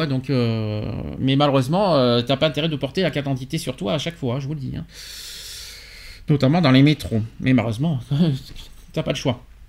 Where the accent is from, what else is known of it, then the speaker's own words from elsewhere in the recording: France; chez nous en France